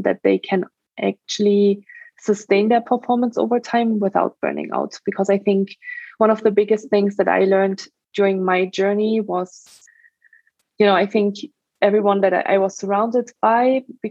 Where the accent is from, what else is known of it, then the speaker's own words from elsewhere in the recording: Germany; English is a second language; moved away as an adult; also born or lived in France / Australia / Ireland; now in United States; I'm from Germany originally. That's where I grew up for the first 19 years of my life